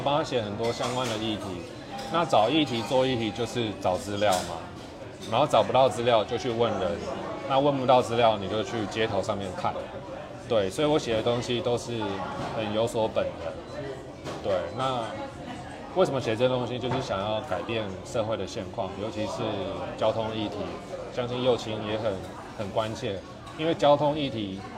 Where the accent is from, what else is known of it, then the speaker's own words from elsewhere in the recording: Taipei, Taiwan; 我自己在台北长大